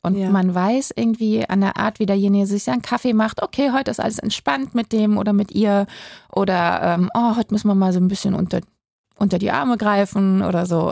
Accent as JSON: {"language": "German", "region": "Berlin", "country": "Germany", "said": "ich als Berlinerin"}